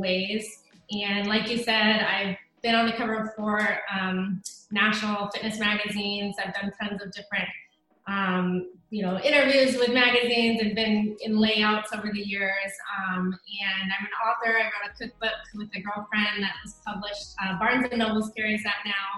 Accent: Oregon, United States; moved away as an adult; also born or lived in Alaska / South Dakota; now in Texas, United States; I was actually born in Alaska, and then I moved to Oregon when I was about 8. I lived there for a long time. I went to college there, graduated from the University of Oregon

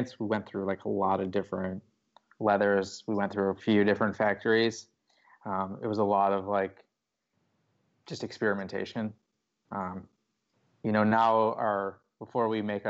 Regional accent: Chicago suburbs, Illinois, United States; moved away as an adult; also born or lived in Austin, Texas; Yeah, so I grew up in Chicago suburbs

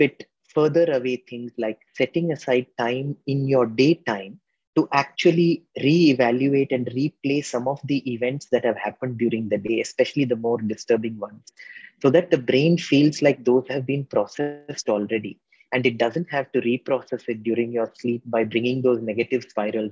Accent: India; a lot of us middle-class Indians are used to gobbling up our food because we were large families

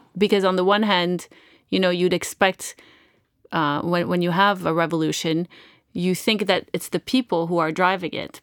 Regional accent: Canada; moved away; I'm originally Canadian

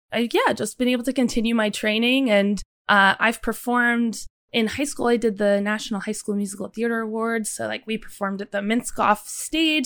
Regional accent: Westchester, New York, United States; I grew up in Westchester, New York

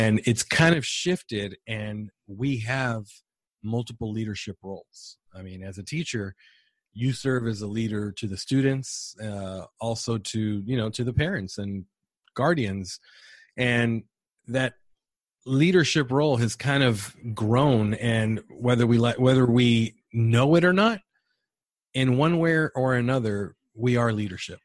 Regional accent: San Diego, California, United States; moved away as an adult; now in San Antonio, United States; born and raised in San Diego

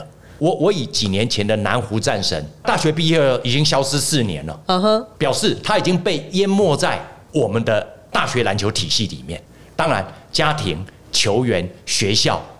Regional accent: Taiwan; 我们台湾人在造神的时候造的非常的伟大，

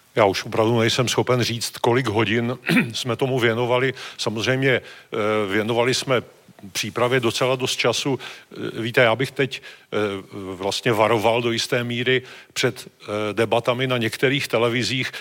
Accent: Moravian-Silesian Region, Czechia; já jsem z Moravskoslezského kraje

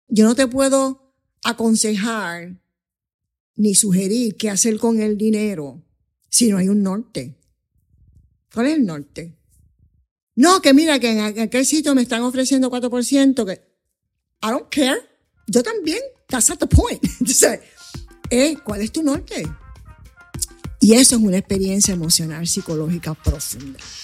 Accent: Puerto Rico; first language English; Spanish is a second language; also born or lived in Coamo, Puerto Rico / Bronx, New York, United States; yo nací en Cuam, eh, de comadrona, en la calle Ruiz Belvis

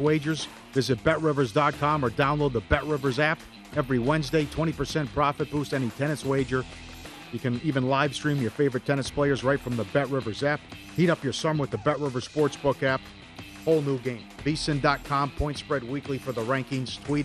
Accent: Minnesota, United States; as a fat boy growing up in Minnesota

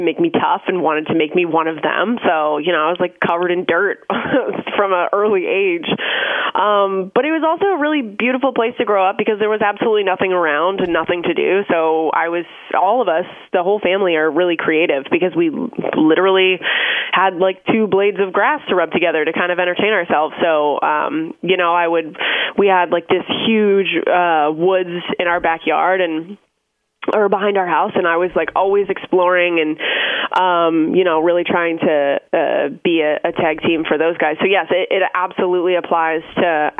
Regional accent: Orono, Ontario, Canada; moved away; I grew up about 2.5 hours outside of Toronto, in a really, really small town called Orno

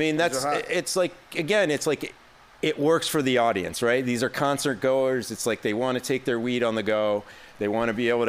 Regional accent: Detroit, Michigan, United States; moved away as an adult; also born or lived in New York; now in Los Angeles, United States; I grew up in the Detroit area

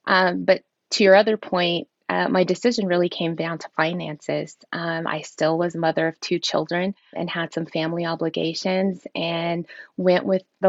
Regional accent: United States; I'm Wichita from the Waco Band, Kiowa, Caddo, and also Hunkal Glala Lakota.

